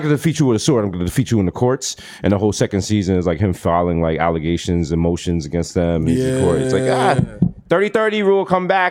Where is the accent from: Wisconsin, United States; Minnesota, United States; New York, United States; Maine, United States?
New York, United States; growing up in New York